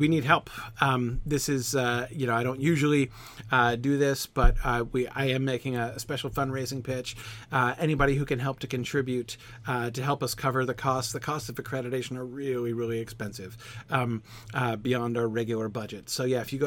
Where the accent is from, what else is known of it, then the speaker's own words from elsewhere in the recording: West Virginia, United States; moved away; I grew up in West Virginia